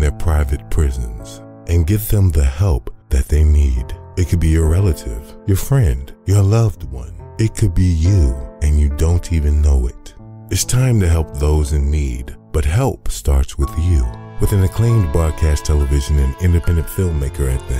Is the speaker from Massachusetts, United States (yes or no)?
no; Chicago, Illinois, United States; growing up in the South Side of Chicago